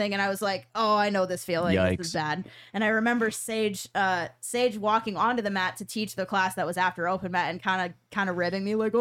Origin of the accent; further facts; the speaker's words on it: New York City, New York, United States; now in Pittsburgh, United States; I'm from New York City